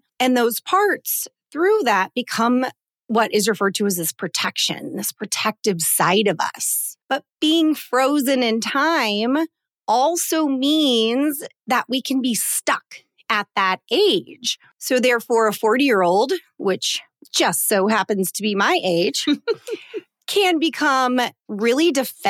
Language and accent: English; Colorado, United States; I have had a couple different trips over the last month to my home state of Colorado. Mm-hmm. Shout out to any of my Coloradoans listening to this podcast.